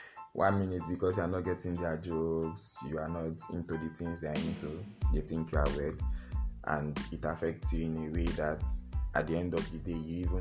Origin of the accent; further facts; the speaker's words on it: Niger Delta, Rivers State, Nigeria; you are from the south, you are from River State